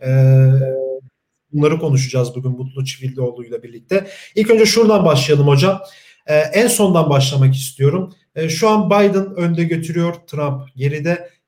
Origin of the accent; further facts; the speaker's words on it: Turkey; Ee, biz de Türkiye'den yani Türkiye'liler olarak çok yakından takip ettik bunu.